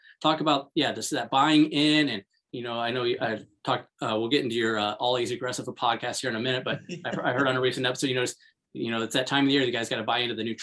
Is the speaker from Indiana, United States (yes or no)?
yes; Hobart, Indiana, United States; I'm from Hobart, Indiana, which had historically had a very good wrestling program